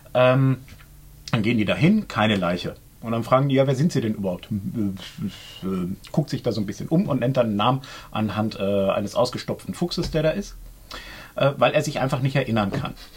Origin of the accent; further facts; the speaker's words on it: Germany; Bei uns in Deutschland